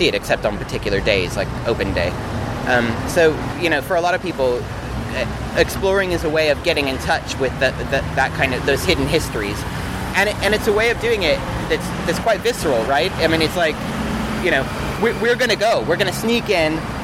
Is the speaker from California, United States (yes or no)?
yes; Los Angeles, California, United States; moved away as an adult; also born or lived in Australia / Hawaii; now in London, United Kingdom; I'm originally from Los Angeles. I left about 8 years ago, I think.